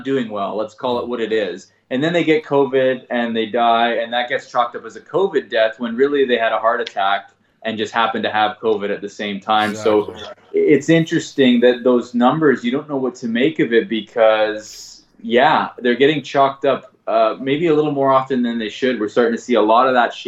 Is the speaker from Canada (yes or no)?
yes; Langley, British Columbia, Canada; now in Vancouver, Canada; I grew up in Langley, which is about 40 minutes outside of the city here.